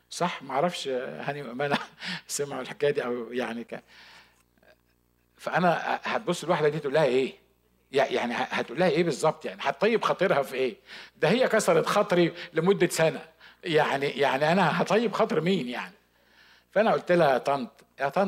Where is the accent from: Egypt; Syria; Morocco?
Egypt; Upper Egypt; وعلى فكره انا صعيدي يعني كنت هقعد في الاوضه دي لغايه ما هو هيجاوبني